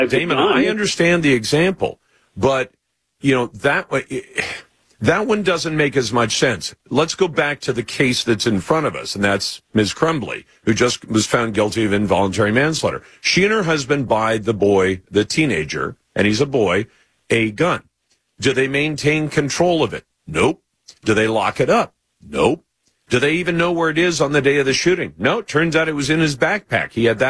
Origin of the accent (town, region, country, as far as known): Oxford, Michigan, United States; born or raised there